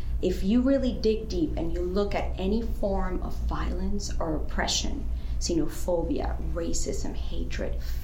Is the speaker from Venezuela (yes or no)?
yes; Venezuela; moved away as an adult; I'm originally from Venezuela. I lived there my whole childhood, adolescence, and then I left